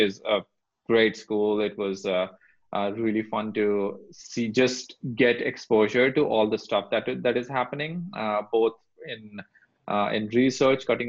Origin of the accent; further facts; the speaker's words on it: India; moved away as an adult; now in United States; I grew up in India